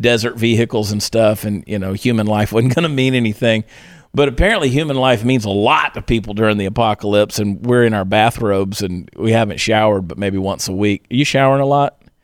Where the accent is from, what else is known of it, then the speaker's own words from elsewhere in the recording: Georgia, United States; my hometown in Georgia